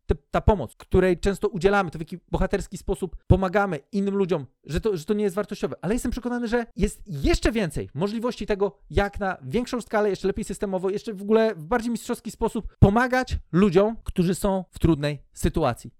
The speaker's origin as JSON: {"language": "Polish", "country": "Poland"}